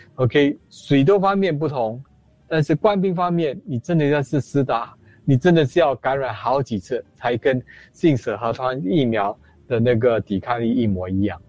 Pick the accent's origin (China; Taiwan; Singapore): Singapore; 我们做一新加坡人